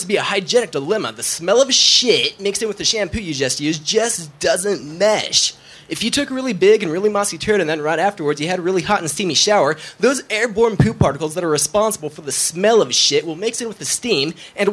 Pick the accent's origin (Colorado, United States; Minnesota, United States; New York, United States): Colorado, United States; moved away as an adult; now in Los Angeles, United States